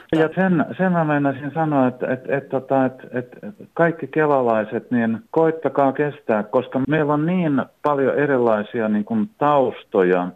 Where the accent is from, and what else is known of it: Finland